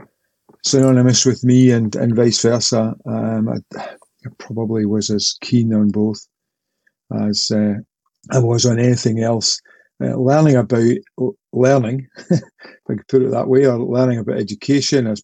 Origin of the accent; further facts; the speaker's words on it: Port Glasgow, Scotland, United Kingdom; also born or lived in Paisley; I'm originally from Port Glasgow, which is a town on the Clyde, the Port of Glasgow, as it once was. I learned to swim there